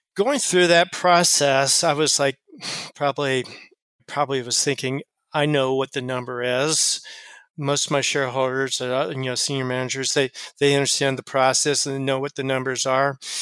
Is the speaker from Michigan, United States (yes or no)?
no; Austin, Texas, United States; moved away as an adult; also born or lived in Chicago; now in Cincinnati, United States; I was from Texas. I grew up in um, in in Austin, Texas